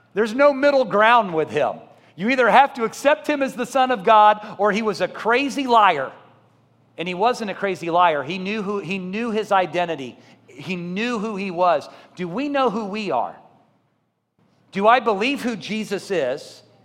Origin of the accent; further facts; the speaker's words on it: Columbia, Missouri, United States; moved away; I grew up in Columbia, Missouri